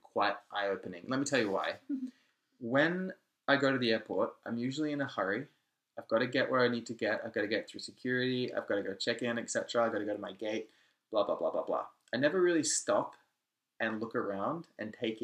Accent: Australia; I'm Australian

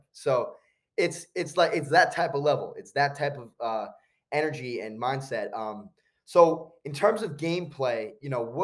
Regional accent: New Jersey, United States; I'm from New Jersey

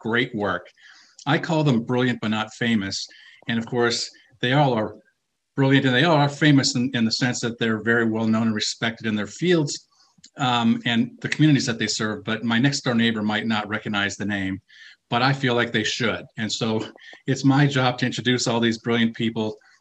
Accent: Minnesota, United States; I'm a Minnesota guy. I'm originally from Minnesota

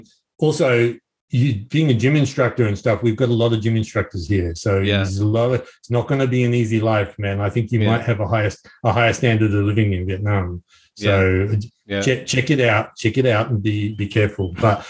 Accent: Australia

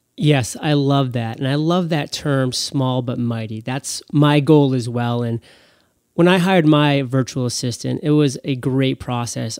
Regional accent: Portland, Maine, United States; my hometown, Portland, Maine.

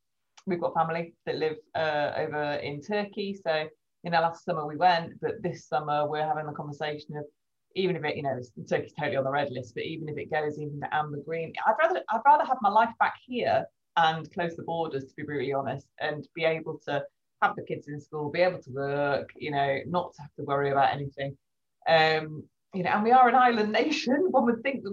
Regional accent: England, United Kingdom; we're English

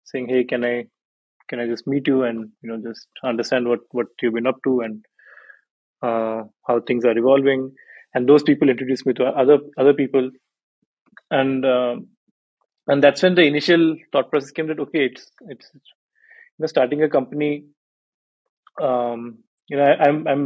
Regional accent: Bhubaneswar, Odisha, India; moved away; I'm from Bhubaneswar

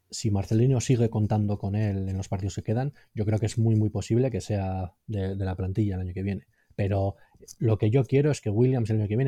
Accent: Basque Country, Spain; Y como buenos vascos con 35 fichas tampoco somos capaces de ligar

